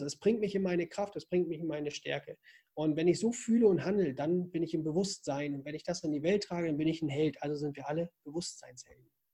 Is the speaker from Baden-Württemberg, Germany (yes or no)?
no; Zerbst, Saxony-Anhalt, Germany; also born or lived in Northern Germany; now in Austria; Geboren bin ich aber in Sachsen-Anhalt, in Zerbst